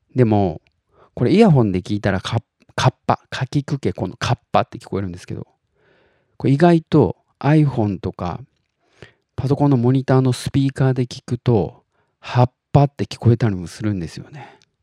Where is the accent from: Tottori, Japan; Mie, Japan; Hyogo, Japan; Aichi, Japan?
Tottori, Japan; 僕が鳥取生まれギターポップ育ち